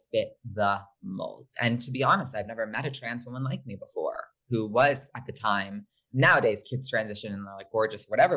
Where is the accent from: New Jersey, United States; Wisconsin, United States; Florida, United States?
New Jersey, United States; Short Hills; born or raised there; also born or lived in Los Angeles, California